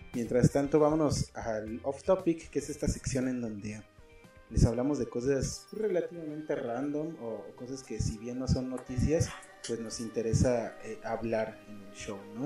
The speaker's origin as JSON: {"language": "Spanish", "country": "Mexico"}